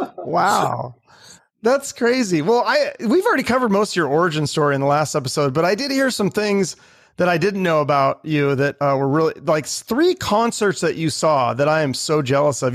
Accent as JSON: {"language": "English", "town": "Seattle", "region": "Washington", "country": "United States", "tie": "born or raised there", "said": "I'm from Seattle, so I grew up in the Seattle in the '90s."}